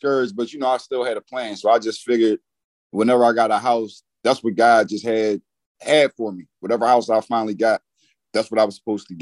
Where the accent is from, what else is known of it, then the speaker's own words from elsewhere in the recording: Philadelphia, Pennsylvania, United States; I'm from Philadelphia, Pennsylvania.